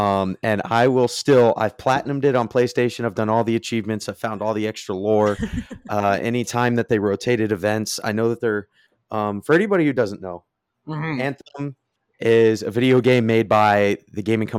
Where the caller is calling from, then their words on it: Jacksonville, North Carolina, United States; I am joining you from Jacksonville, North Carolina.